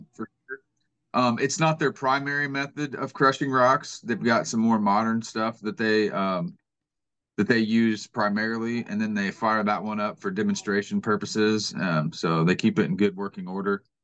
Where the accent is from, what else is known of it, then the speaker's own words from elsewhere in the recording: Kansas City, Missouri, United States; moved away as an adult; now in Georgia, United States; I'm originally from Kansas City, Missouri, and um, so I'm not a native Georgian